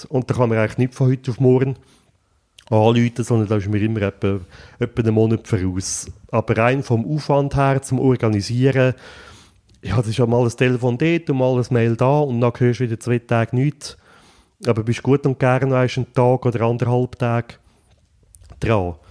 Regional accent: Buochs, Nidwalden, Switzerland; Ich bin in Zbuchs aufgewachsen

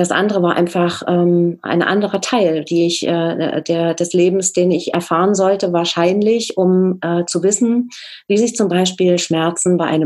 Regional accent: East Germany, Germany; es war ja so, als sagen, als Ostdeutscher auch nicht so ganz selbstverständlich, für uns zumindest nicht, dass wir dort auch ähm, herzlich willkommen waren.

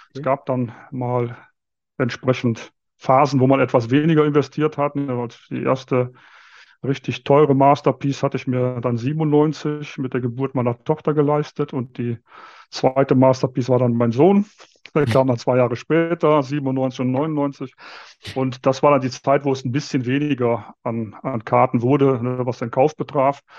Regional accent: Viersen, North Rhine-Westphalia, Germany; moved away as an adult; now in Munich, Germany; aufgewachsen, groß geworden und auch zum Kart-Hobby gekommen bin ich noch im Rheinland

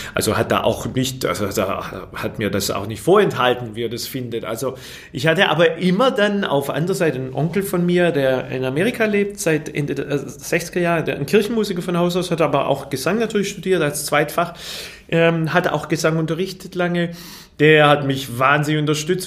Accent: Fellbach, Baden-Württemberg, Germany; also born or lived in Waiblingen; Ich bin in Weiblingen geboren, aber in Fellbach-Schmieden aufgewachsen.

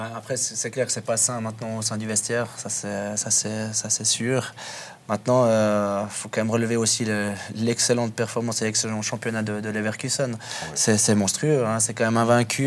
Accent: Switzerland; en tant que Suisse

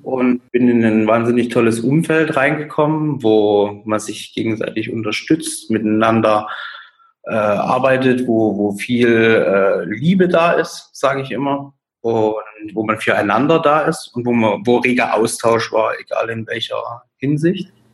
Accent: Dresden, Saxony, Germany; Ich äh, bin aus Dresden, 29 Jahre alt

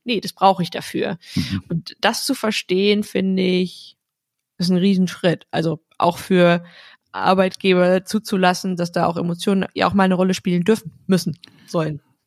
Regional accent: North Rhine-Westphalia, Germany; also born or lived in Iceland; weil das tiefe R aus, aus äh, Westfalen, wo ich herkomme

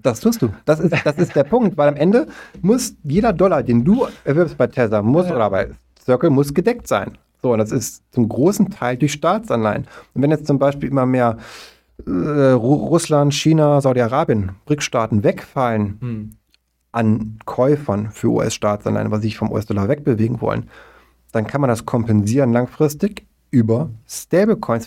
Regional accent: Germany; wir beide als Deutsche

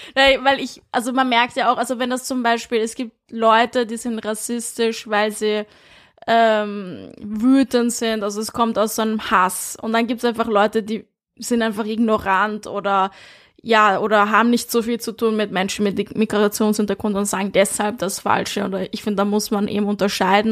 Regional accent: Vienna, Austria; now in Berlin, Germany; ich bin in Wien aufgewachsen im 22.

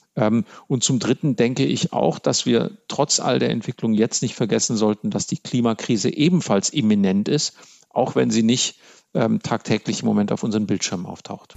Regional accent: Germany; als Deutsche

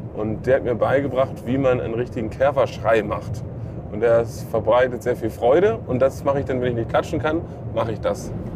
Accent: Hamburg, Germany; Hamburg City, genau da, wo ich herkomme

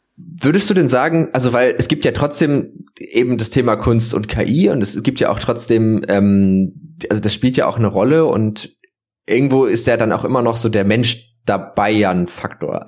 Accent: Northern Germany, Germany; ich bin Norddeutscher schon mein ganzes Leben lang

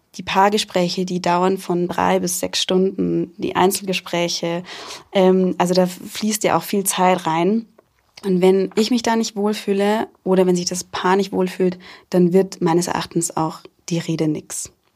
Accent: Rosenheim, Bavaria, Germany; gebürtig aus Rosenheim und auch noch immer sehr verwurzelt mit Rosenheim

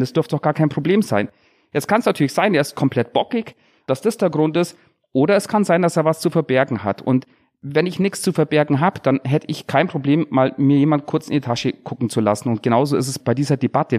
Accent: Bad Wörishofen, Bavaria, Germany; ich komme aus Bad Würdeshofen im Unterallgäu

